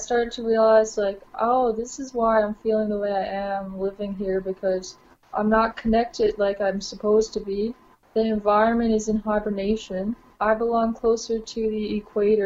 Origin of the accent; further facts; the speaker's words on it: Corner Brook, Newfoundland and Labrador, Canada; I grew up on Brook, Newfoundland